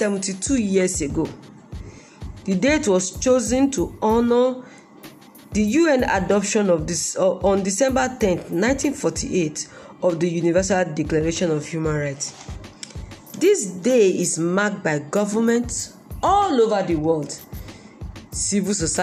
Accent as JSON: {"language": "English", "country": "Nigeria", "said": "In our country, Nigeria"}